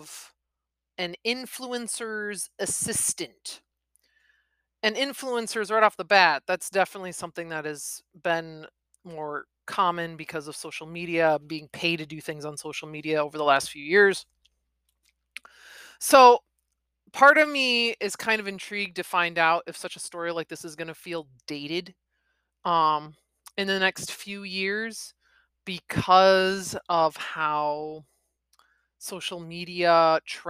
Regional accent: Midwest, United States; accent: Midwest; I am in the Midwest, if my accent didn't make that obvious.

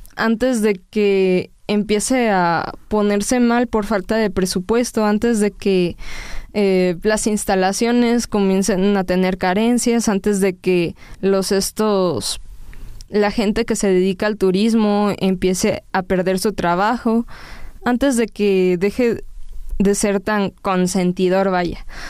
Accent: Mexico; como mexicanos que somos

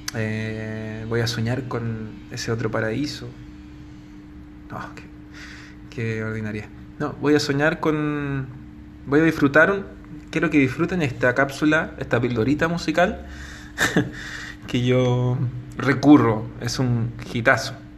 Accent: Chile; estoy en Santiago de Chile

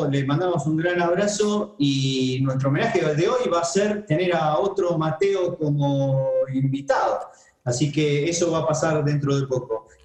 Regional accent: Argentina; soy argentino, soy latinoamericano

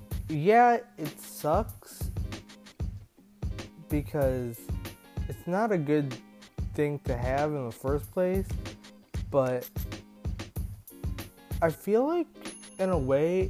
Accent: Minnesota, United States; now in Florida, United States; I grew up in Minnesota. I was a kid, but I moved to Florida to live with my mom in 2015

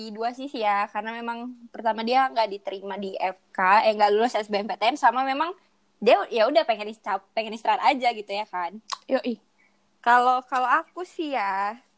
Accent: Medan, North Sumatra, Indonesia; kebetulan aku pilih pilihan keduanya kan di di kota di kota aku sendiri gitu kan di Medan di USU

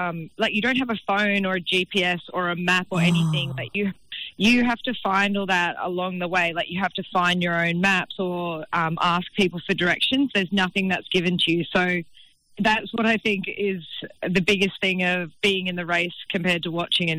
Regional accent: Miami, Queensland, Australia; also born or lived in Newcastle; And I'm from Miami on the Gold Coast, but I went to school in Newcastle.

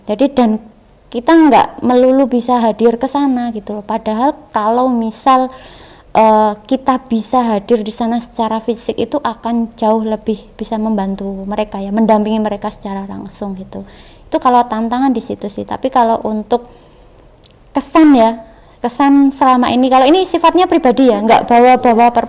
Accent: East Java, Indonesia; accent: East Javanese; logatku Jawa Timur keluar Jawa Timur ya

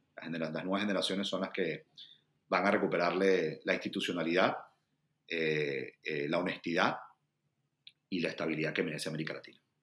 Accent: Venezuela; moved away as an adult; also born or lived in Brazil; now in Washington DC, United States; como venezolano trabajar por mi gente y para mi gente

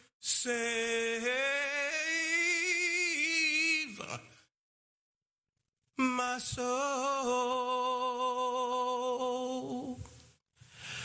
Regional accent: New York City, New York, United States; moved away; I'm originally from Brooklyn

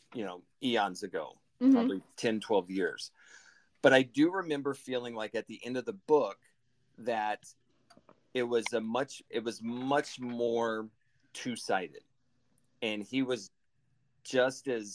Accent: Cape Girardeau, Missouri, United States; my hometown growing up in Cape Girardeau, Missouri.

